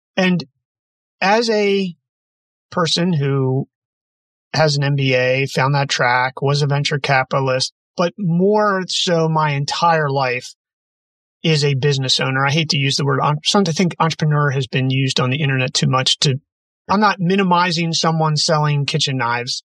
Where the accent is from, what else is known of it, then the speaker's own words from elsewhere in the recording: Maryland, United States; moved away as an adult; also born or lived in Chestertown, Maryland; now in West Coast, United States; I'm from the East Coast, but I find it interesting that the difference, and I'm on the West Coast now and been here for about a decade, but Maryland kid